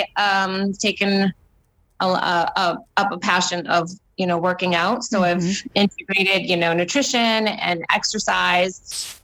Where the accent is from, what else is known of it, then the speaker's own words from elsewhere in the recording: Boston, Massachusetts, United States; moved away as an adult; now in Chicago, United States; We are originally from Boston, Massachusetts. We live now in Chicago.